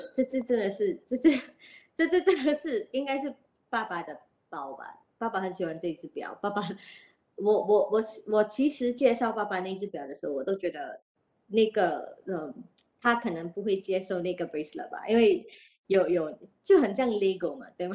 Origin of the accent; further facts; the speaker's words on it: Singapore; 我们新加坡人就比较 shift 的 focus 去车，买车啊，买表啊